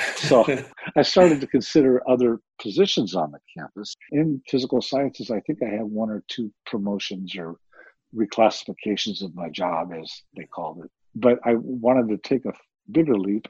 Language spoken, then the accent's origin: English; Santa Ana, California, United States; I grew up locally. I grew up in Santa Ana, California